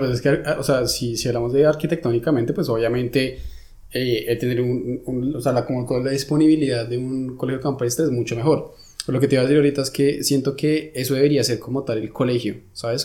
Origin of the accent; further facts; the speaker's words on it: Colombia; now in Germany; yo vengo de Colombia